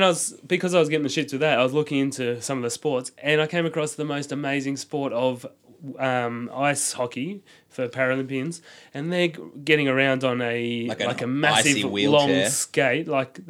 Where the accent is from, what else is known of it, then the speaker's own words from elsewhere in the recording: Queensland, Australia; As a Queenslander